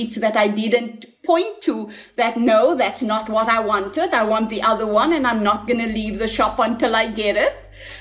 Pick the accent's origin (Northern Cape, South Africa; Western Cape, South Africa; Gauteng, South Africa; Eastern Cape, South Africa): Western Cape, South Africa; Cape Town; I am my mother's eldest child and born in District 6.